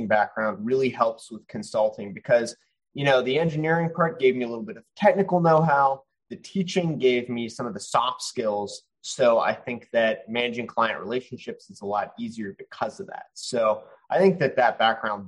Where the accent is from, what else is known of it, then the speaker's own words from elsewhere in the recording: Pittsburgh, Pennsylvania, United States; also born or lived in New Orleans, Louisiana; now in Houston, United States; I'm originally from Pittsburgh, Pennsylvania, by way of New Orleans and now in Houston